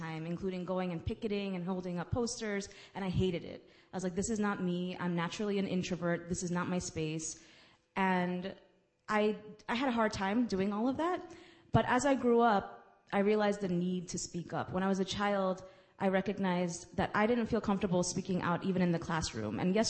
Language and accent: English; New York City, New York, United States; accent: Guyanese; Even though I was born and raised here, my vocabulary, having been raised by my grandma and my mom and dad, I sounded very much Guyanese, sounded like I was born in Guyana.